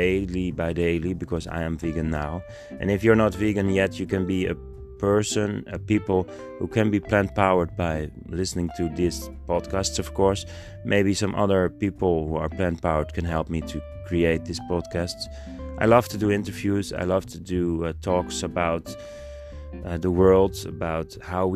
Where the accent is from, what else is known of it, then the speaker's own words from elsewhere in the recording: Netherlands; I'm from the Netherlands and we're in Europe